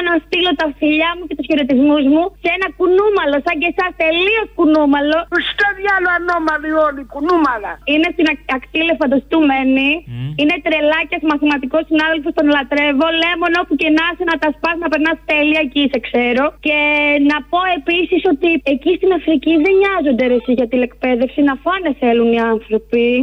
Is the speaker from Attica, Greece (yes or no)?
no; Thessaloniki, Central Macedonia, Greece; Είμαι από τη Θεσσαλονίκη, και έχω δει πάρα πολλέ φορέ.